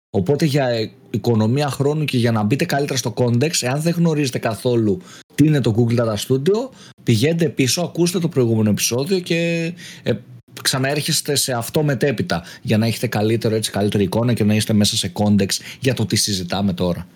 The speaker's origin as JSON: {"language": "Greek", "town": "Eleochoria", "region": "Central Macedonia", "country": "Greece", "tie": "born or raised there", "said": "στο χωριό μου, στα Ελοχώρια Χαλκιδικής"}